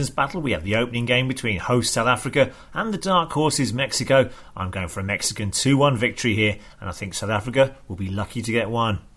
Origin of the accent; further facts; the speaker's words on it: Kanagawa, Japan; English is a second language; I'm from Kanagawa in Japan.